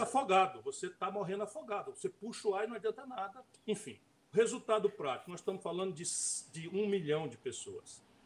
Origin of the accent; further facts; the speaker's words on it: interior of Ceará, Brazil; eu sou daqui, sabe? Eu sou do interior do Ceará